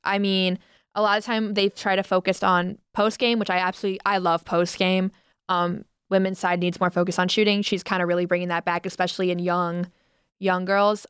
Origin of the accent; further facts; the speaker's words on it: Toledo, Ohio, United States; I'm from Toledo